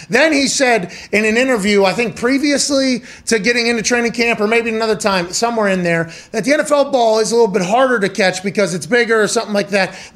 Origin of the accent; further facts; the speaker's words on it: Ohio, United States; I'm from Ohio. This is Ohio.